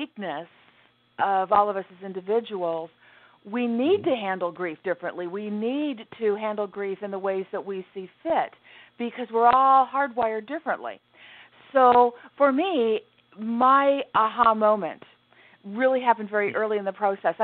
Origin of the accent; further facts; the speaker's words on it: Southern California, United States; I was born and raised in Southern California, which was a fantastic place to grow up. It's where I remain to this day